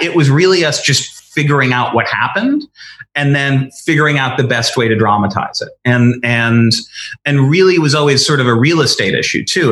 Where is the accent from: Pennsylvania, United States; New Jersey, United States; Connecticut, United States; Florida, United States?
Connecticut, United States; I grew up in Connecticut